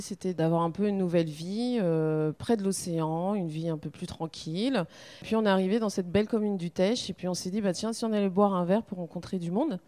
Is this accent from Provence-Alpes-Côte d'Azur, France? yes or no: no; Tours, Centre-Val de Loire, France; moved away as an adult; now in Le Teich, France; on vient de Tours